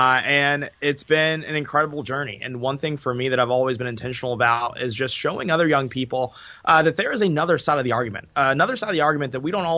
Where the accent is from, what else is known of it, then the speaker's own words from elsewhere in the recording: Augusta, Georgia, United States; I grew up in the South, so every Sunday going to church, my grandmother made sure that I had a tie on.